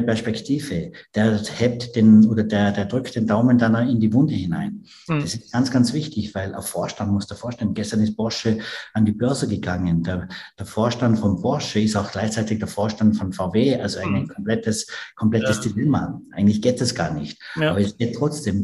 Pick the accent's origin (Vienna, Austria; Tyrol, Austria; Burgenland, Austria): Tyrol, Austria; Ich bin ja Tiroler